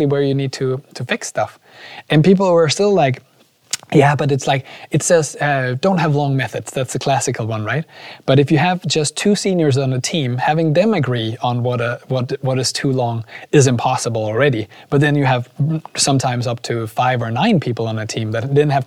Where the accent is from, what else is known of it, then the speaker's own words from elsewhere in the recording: Aarhus, Central Denmark Region, Denmark; I'm from Aarhus.